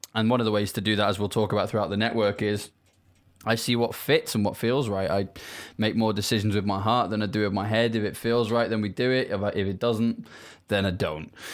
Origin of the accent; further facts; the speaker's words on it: United Kingdom; as people can probably hear from my accent, I am not from Africa. I'm from the U K